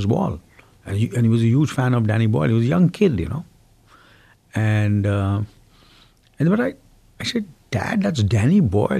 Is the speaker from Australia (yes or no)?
no; India; first language Hindi; English is a second language; I've always spoken my mother tongue, which is Hindi.